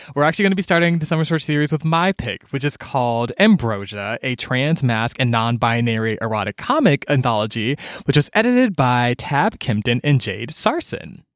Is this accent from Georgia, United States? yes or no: yes; Atlanta, Georgia, United States; I grew up in Georgia